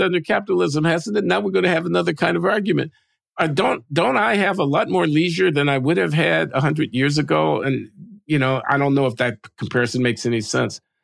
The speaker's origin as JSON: {"language": "English", "country": "United States", "said": "as an American"}